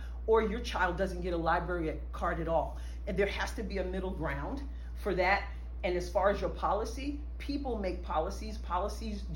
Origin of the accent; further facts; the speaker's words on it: New York, United States; now in Cape Girardeau, United States; I am originally from New York